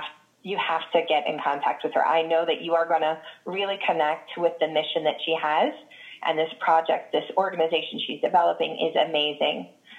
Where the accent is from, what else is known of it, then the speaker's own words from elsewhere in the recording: Reading, Massachusetts, United States; moved away as an adult; also born or lived in Florida; now in Savannah, United States; I grew up in the Boston area in Reading, Massachusetts, and then about 14 years ago, I left Massachusetts, moved to Florida, and then just 4 years ago here in Savannah.